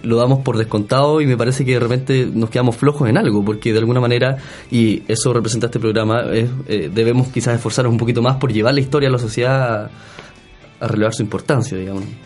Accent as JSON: {"language": "Spanish", "country": "Chile", "said": "nosotros como eh, chilenos del siglo XXI"}